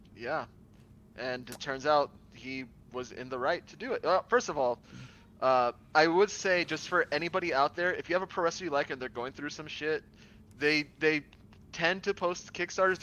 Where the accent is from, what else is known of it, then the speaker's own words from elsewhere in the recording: Miami, Florida, United States; I am a Latino from Miami, Florida.